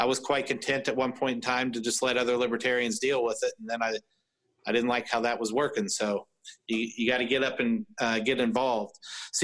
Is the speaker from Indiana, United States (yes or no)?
yes; Tippecanoe County, Indiana, United States; my friends and I, we're from Tippecanoe County